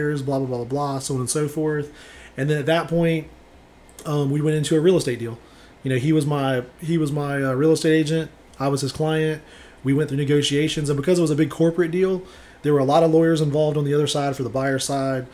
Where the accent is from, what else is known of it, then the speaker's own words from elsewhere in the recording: Savannah, Georgia, United States; I'm born and raised in Savannah.